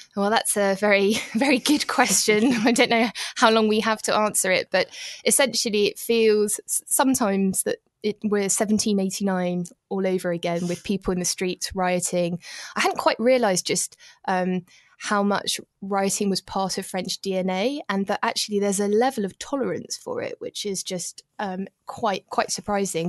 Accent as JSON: {"language": "English", "country": "United Kingdom", "moved": "yes", "lives_now": "Paris, France", "said": "It wasn't fun being British in Paris"}